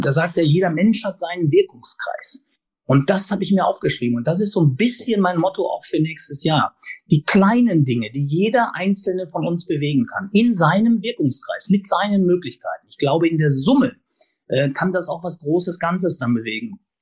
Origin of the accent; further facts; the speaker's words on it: Sauerland, North Rhine-Westphalia, Germany; now in Hamburg, Germany; aus meiner Heimat, aus dem Sauerland